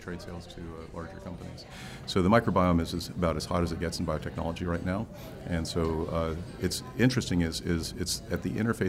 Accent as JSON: {"language": "English", "area": "Silicon Valley", "region": "California", "country": "United States", "tie": "born or raised there", "moved": "as an adult", "lives_now": "New Orleans, United States", "said": "I grew up in Silicon Valley"}